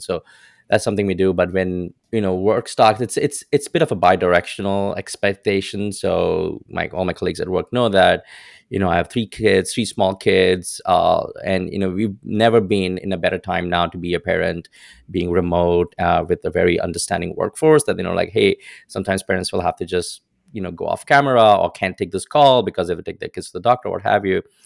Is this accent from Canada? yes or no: no; India; moved away as an adult; now in United States; growing up in India, like, especially in the era that I was